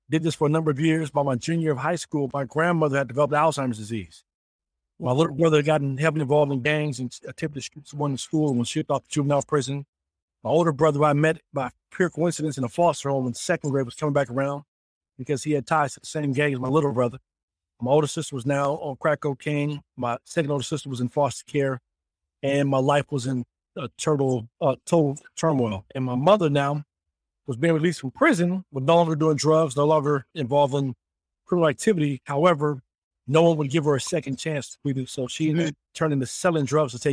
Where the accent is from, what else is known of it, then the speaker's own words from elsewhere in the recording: Denver, Colorado, United States; I'm originally from Denver, Colorado, Laquita, and I grew up there.